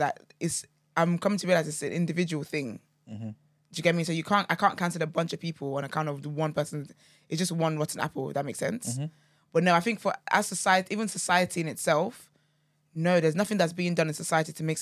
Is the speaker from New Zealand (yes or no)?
no; Nigeria; growing up in Nigeria